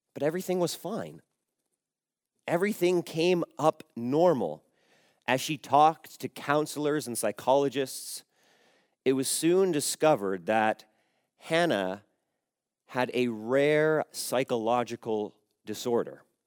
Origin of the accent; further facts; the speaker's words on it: Canada; I was born in Canada, but I would say I am a Croatian Canadian